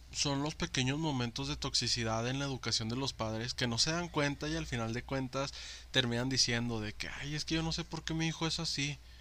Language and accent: Spanish; Mexico; soy moreno, soy mexicano